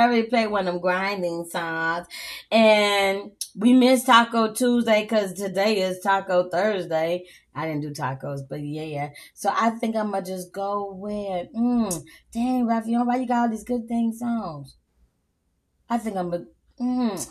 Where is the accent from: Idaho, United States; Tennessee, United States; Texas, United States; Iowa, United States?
Texas, United States; I am honestly from Texas